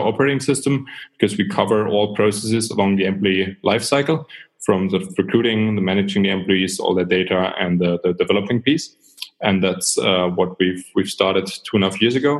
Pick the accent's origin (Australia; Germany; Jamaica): Germany; Southern Germany; also born or lived in New Zealand / York; I'm from Germany. I've grew up in the south of Germany